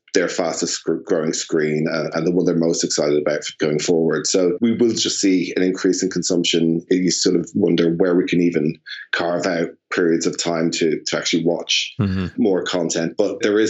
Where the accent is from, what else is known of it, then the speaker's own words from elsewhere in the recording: Ireland; now in London, United Kingdom; as an Irishman living in London, I'm feeling particularly homesick, and I'm feeling the togetherness of Ireland